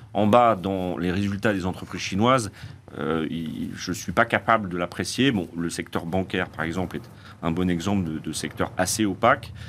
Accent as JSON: {"language": "French", "country": "France", "said": "chez nous en France"}